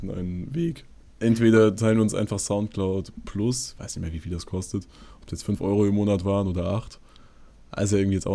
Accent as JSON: {"language": "German", "region": "Bavaria", "country": "Germany", "said": "Ja, ja, genau, ich bin Bayer."}